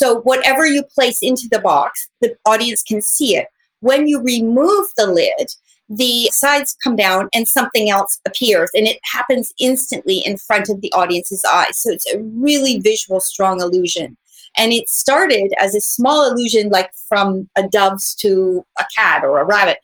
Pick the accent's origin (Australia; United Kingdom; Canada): Canada; moved away as an adult; now in Las Vegas, United States; I was home. I'm Canadian. So I was visiting my family at Christmas for Canada